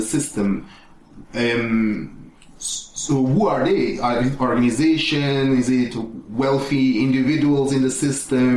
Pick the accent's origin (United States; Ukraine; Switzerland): Switzerland; now in Ghana; I grew up in Switzerland